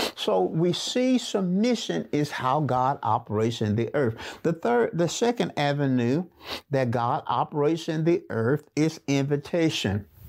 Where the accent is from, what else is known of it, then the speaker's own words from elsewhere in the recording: Birmingham, Alabama, United States; I was raised up in a small community in Birmingham called Waller.